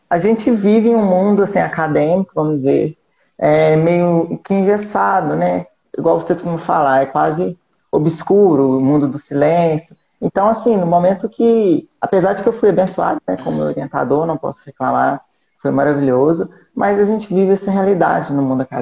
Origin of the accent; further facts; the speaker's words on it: Barroso, Minas Gerais, Brazil; sou de Barroso, Minas Gerais, interior de Minas, né?